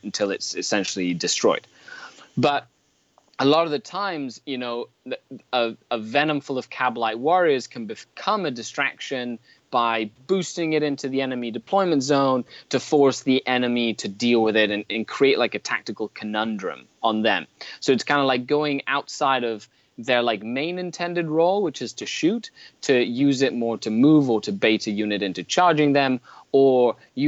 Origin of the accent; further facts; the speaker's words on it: Mexico; now in Canada; I was born and raised in Mexico.